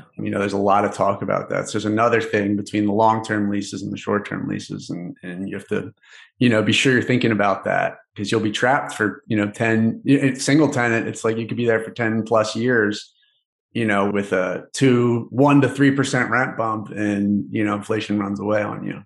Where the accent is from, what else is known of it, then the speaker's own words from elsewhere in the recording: Philadelphia, Pennsylvania, United States; I'm from Philadelphia